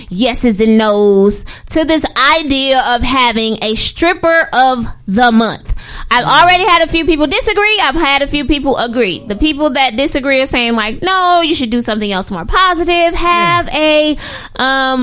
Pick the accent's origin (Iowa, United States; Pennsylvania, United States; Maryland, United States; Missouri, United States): Missouri, United States; St. Louis; We're from St. Louis.